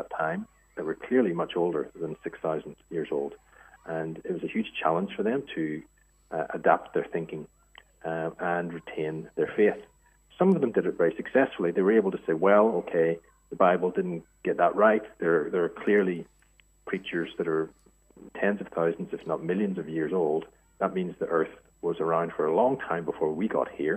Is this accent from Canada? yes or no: no; Ireland; moved away as an adult; also born or lived in France / United States / Asia; now in Australia; I'm obviously Irish and grew up there